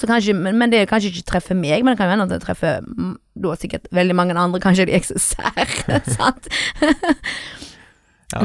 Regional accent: Sæbøvik, Vestland, Norway; Jeg er fra Sæbøvik

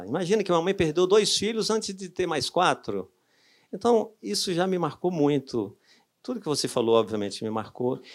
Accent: Brazil; moved away; lá no Cariri, de onde eu sou hoje

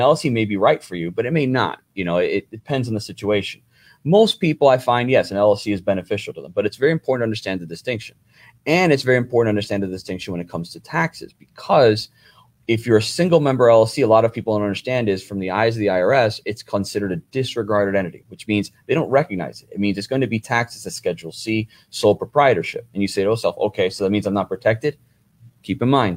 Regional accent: New Jersey, United States; moved away; originally I'm from New Jersey

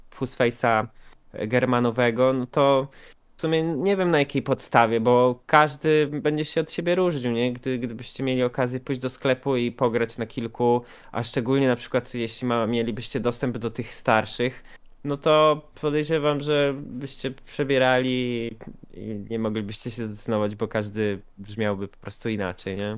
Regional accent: Poland; jestem faktycznie z Polski

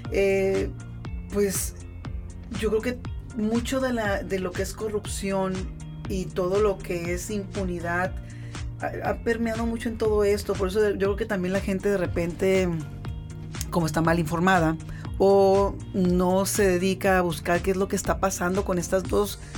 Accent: Mexico; lo mejor, como dices tú, es que nosotros como mexicanos lo hagamos.

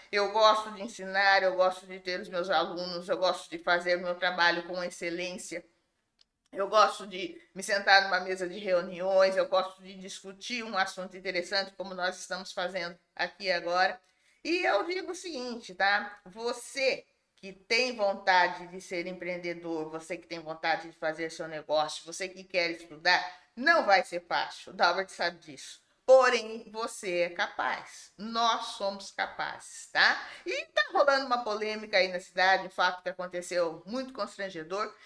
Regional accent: Limeira, São Paulo, Brazil; nascida e criada em Limeira

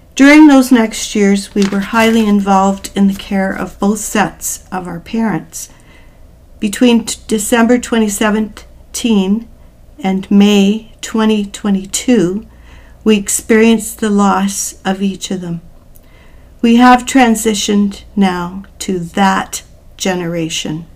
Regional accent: New Brunswick, Canada; moved away as an adult; also born or lived in Newfoundland / Waterloo, Ontario; I'm originally from the East Coast. I was born in Newfoundland. I grew up in New Brunswick

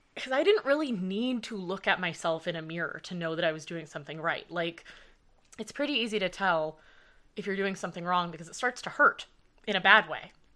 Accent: Los Angeles, California, United States; moved away; also born or lived in Canada; I grew up in Los Angeles, and I danced there for ten years

